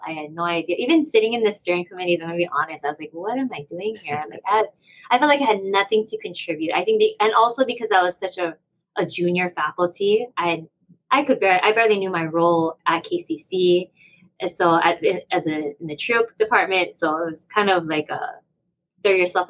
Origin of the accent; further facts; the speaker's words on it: Hawaii, United States; we're from Hawaii